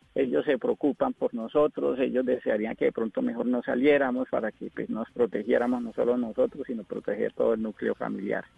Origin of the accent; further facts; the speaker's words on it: Molagavita, Santander, Colombia; also born or lived in Girón, Santander; now in Cali, Colombia; Yo soy de un pueblito llamado Girón, a 15 minutos de Bucaramanga, y gran parte de mi infancia me crié con los valores del campo en Molagavita, Santander.